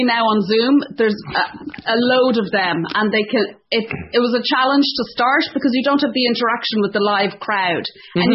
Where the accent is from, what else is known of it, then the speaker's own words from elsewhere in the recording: Ireland; moved away as an adult; also born or lived in Dublin; now in Ontario, Canada; being Irish